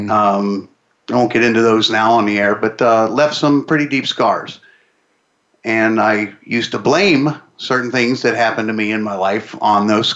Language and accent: English; Pittsburgh, Pennsylvania, United States; I'm from Pittsburgh.